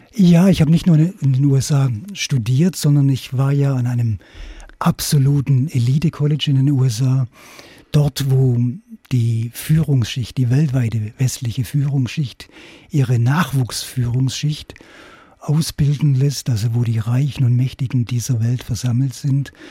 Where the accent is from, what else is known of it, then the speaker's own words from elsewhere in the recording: Königsbronn, Baden-Württemberg, Germany; moved away; also born or lived in Hamburg; nach Königsbronn auf der Schwäbischen Alb, meinem Heimatort